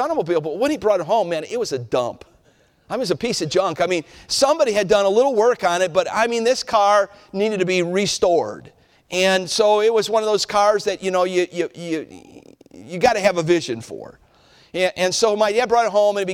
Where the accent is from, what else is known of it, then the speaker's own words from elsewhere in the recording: Cleveland, Ohio, United States; I was a boy growing up in Cleveland